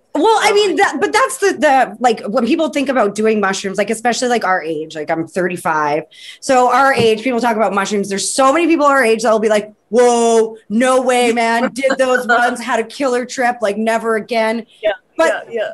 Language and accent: English; Vancouver, British Columbia, Canada; I'm from Vancouver